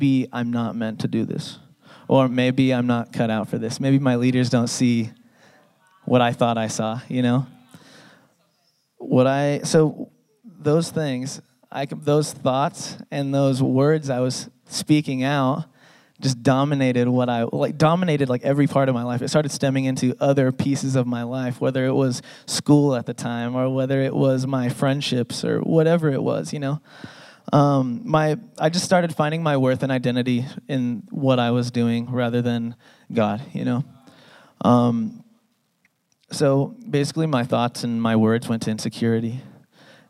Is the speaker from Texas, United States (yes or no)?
no; San Diego, California, United States; now in Salt Lake City, United States; I grew up in San Diego